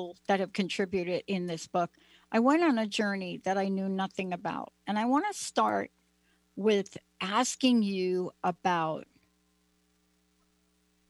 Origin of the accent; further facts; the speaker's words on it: New Jersey, United States; I'm from New Jersey